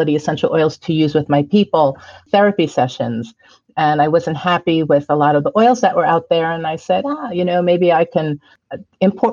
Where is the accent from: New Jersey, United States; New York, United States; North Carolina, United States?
New York, United States; Valley Stream; moved away as an adult; also born or lived in Brooklyn, New York / Florida; now in Sedona, United States; I was born in Brooklyn, like you said, but I grew up in Valley Stream